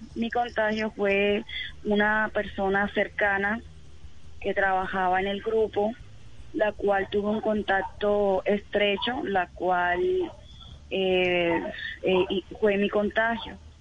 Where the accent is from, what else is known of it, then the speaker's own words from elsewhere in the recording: Cartagena, Bolívar, Colombia; yo soy de Cartagena, Bolívar